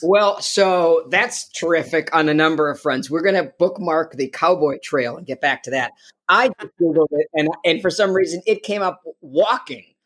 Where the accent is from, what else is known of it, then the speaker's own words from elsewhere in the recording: Chicago, Illinois, United States; I grew up in Chicago